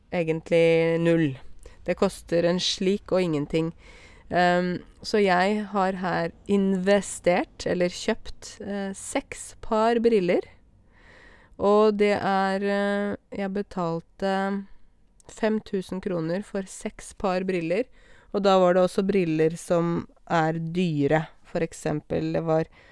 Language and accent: Norwegian; Åmot, Norway; I Åmot, der jeg kommer fra